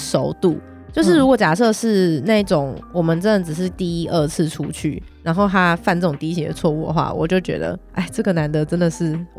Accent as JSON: {"language": "Chinese", "region": "Nantou County", "country": "Taiwan", "said": "大家好，我是南投来的 A 小姐。"}